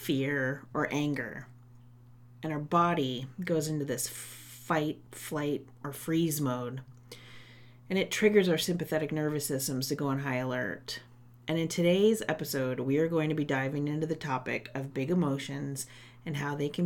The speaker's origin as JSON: {"language": "English", "town": "Guelph", "region": "Ontario", "country": "Canada", "tie": "born or raised there", "said": "my hometown of Guelph"}